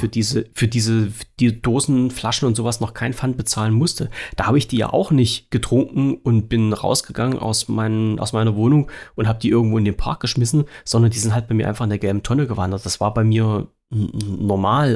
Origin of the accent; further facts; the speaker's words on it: Germany; Ich habe in der DDR gewohnt